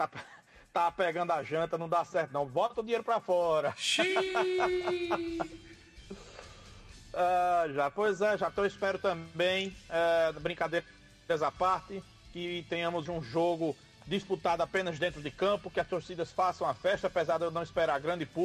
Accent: Northeast Region, Brazil; Como bom nordestino

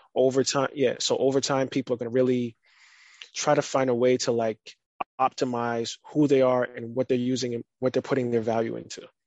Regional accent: United States; also born or lived in Barbados; I was born in America, but I lived in Barbados for four years, and then I would go back and forth every summer

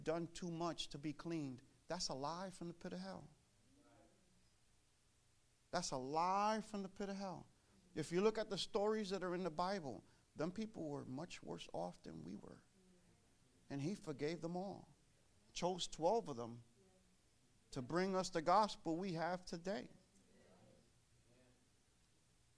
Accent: New York City, New York, United States; moved away as an adult; now in Connecticut, United States; I was born and raised in Brooklyn, New York

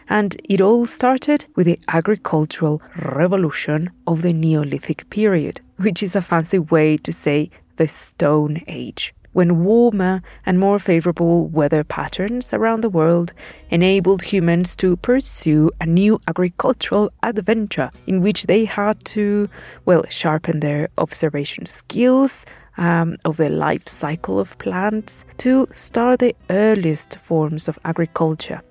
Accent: Puebla, Mexico; my hometown of Puebla

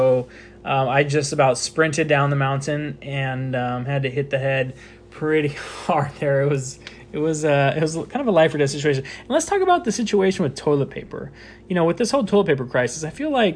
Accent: United States; I'm American

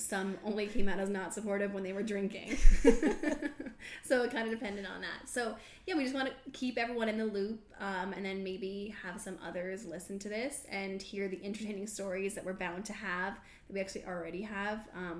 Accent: Australia; I'm an Aussie.

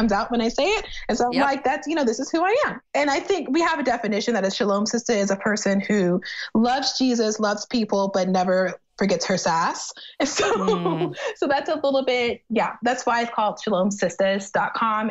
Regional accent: Texas City, Texas, United States; moved away; my hometown's called Texas City

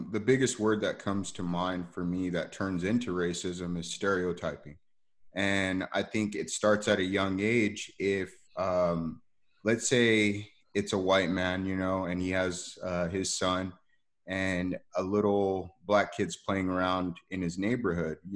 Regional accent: United States; And me being African American, you know, I've I've been uh, stereotyped.

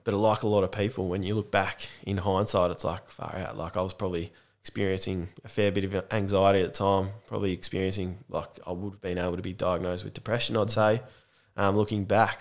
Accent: Warragul, Victoria, Australia; I grew up here in Warrigal, it's the main town

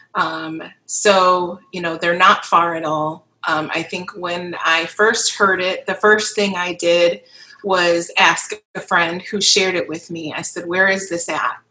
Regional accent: Kenosha, Wisconsin, United States; moved away as an adult; now in Milwaukee, United States; I am from Kenosha, born and raised in Kenosha, Wisconsin. Um, now live and reside in Milwaukee um, for about the last two or three years

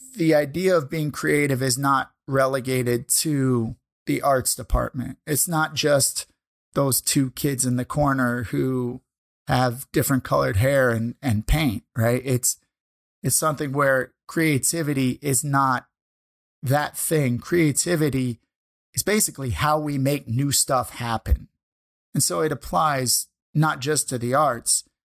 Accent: St. Louis, Missouri, United States; moved away as an adult; now in Canada; we went from my hometown of Saint Louis up here to Canada.

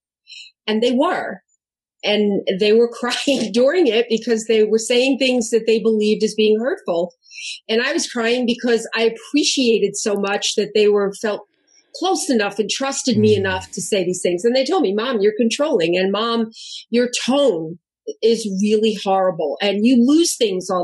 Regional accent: New York, United States; also born or lived in Southern New Jersey / Ann Arbor, Michigan; now in California, United States; I'm from New York. I'm Italian.

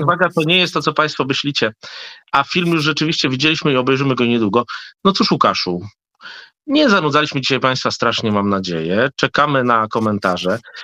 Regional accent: Hrubieszów, Lublin Voivodeship, Poland; born or raised there; now in Warsaw, Poland

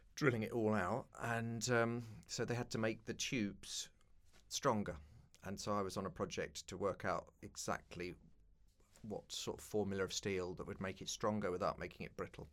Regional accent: London, United Kingdom; grew up in East London

